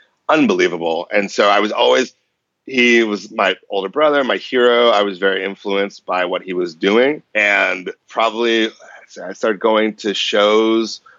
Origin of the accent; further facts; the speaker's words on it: Boston, Massachusetts, United States; moved away as an adult; now in San Francisco Bay Area, United States; I grew up in Boston, in okay. and around Boston. And I moved to the Bay Area 11 years ago